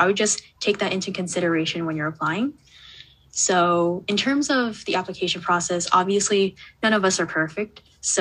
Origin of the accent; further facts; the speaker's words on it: Canada; I'm a Canadian grade 12 student